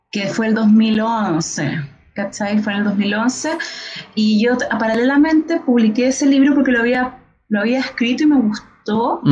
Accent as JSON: {"language": "Spanish", "country": "Chile", "said": "como el, chileno en general"}